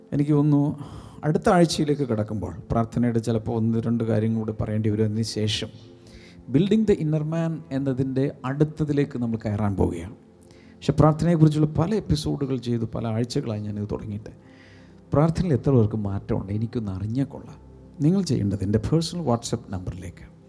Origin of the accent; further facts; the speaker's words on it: Malayali, Kerala, India; ഞാൻ മലയാളിയാണ്